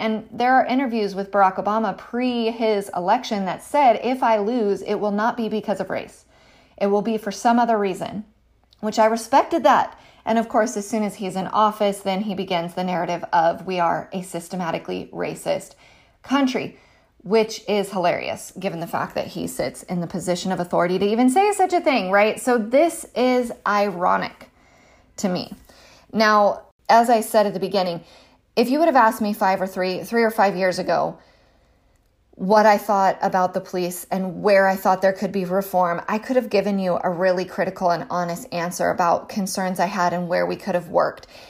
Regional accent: California, United States; I'm a Californian, um, by birth

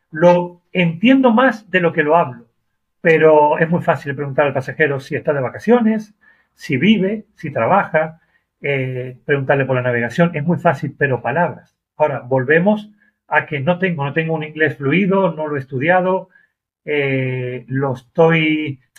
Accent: Argentina; now in Málaga, Spain; Soy argentino, Argentina, España, hablamos igual, pero inglés no.

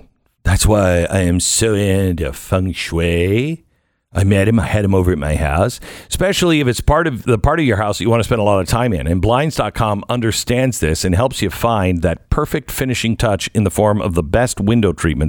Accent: Seattle, Washington, United States; I grew up in Seattle

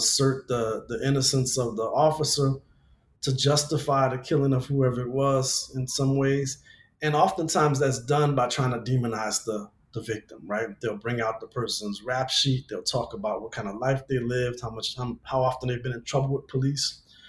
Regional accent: Louisiana, United States; now in Los Angeles, United States; in my home state of Louisiana, people are still being arrested for cannabis possession. But yet here in LA Metro

